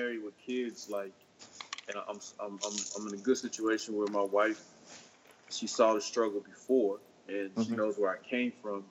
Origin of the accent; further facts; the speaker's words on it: North Carolina, United States; I'm originally from North Carolina